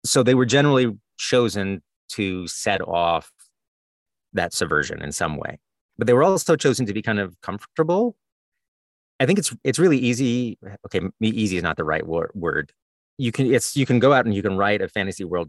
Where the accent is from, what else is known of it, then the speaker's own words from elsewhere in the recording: the South, United States; moved away; I'm from the South originally, and I have lots of weird turns of phrase that nobody else recognizes.